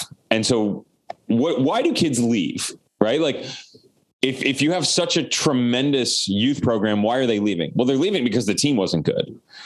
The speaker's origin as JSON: {"language": "English", "town": "Omaha", "region": "Nebraska", "country": "United States", "also_born_or_lived": "Florida", "moved": "yes", "said": "I'm from Omaha, Nebraska"}